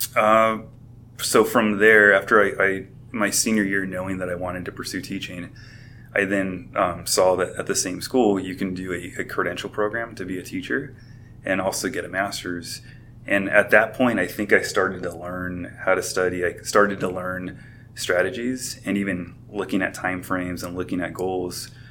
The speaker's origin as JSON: {"language": "English", "town": "Covina", "region": "California", "country": "United States", "tie": "born or raised there", "said": "I grew up in the Covina, San Dimas area"}